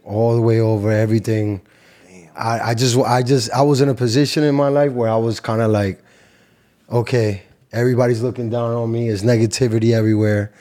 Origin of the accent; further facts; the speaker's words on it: New York City, New York, United States; moved away as an adult; also born or lived in Cali, Colombia (family); now in Miami, United States; From Queens, New York. Flush in Queens, New York. My family is from Cali, Colombia